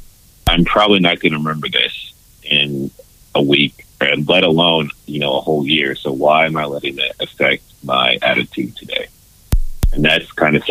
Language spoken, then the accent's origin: English; California, United States; moved away as an adult; also born or lived in Texas; I'm from California